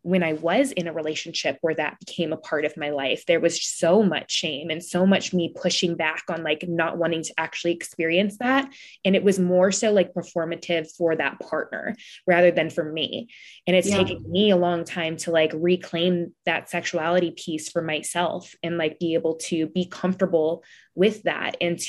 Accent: Midwest, United States; I'm from the Midwest

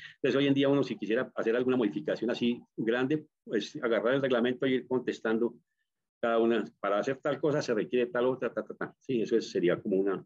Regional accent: Colombia

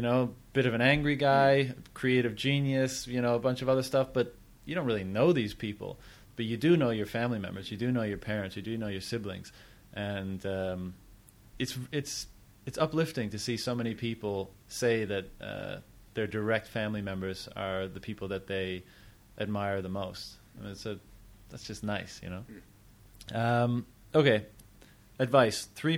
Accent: Canada; moved away; I'm from Canada

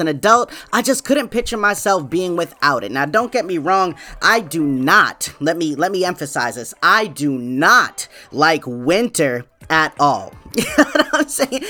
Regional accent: New England, United States; I am from New England, man, born and raised

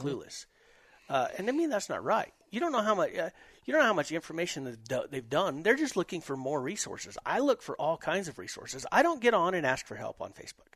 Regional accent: New Mexico, United States; I'm from New Mexico

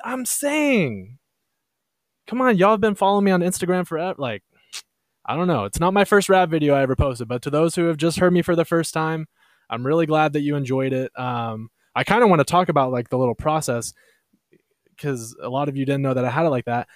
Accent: Texas, United States; we're from Texas

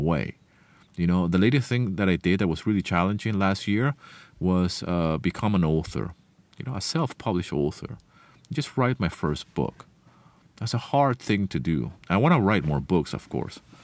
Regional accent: Venezuela; first language Spanish; English is a second language; moved away; I left the place where I grew up, Venezuela, many, many years ago

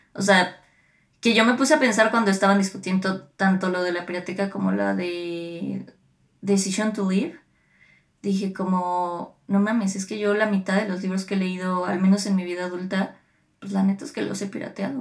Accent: State of Mexico, Mexico; cuando crecimos en el Edomex

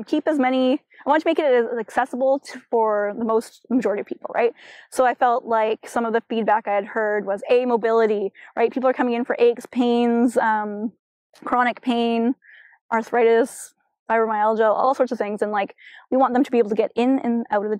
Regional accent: Chilliwack, British Columbia, Canada; Growing up in Chilliwack

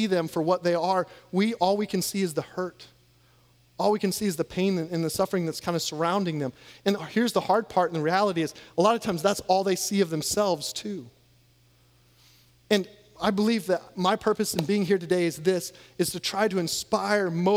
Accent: Iowa, United States; moved away; also born or lived in Louisiana; I grew up in Iowa

